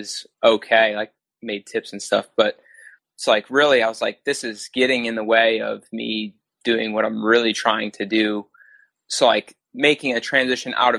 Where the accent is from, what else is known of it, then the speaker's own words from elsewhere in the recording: Wisconsin, United States; moved away as an adult; now in New Jersey, United States; I'm not originally from New Jersey, I'm from Wisconsin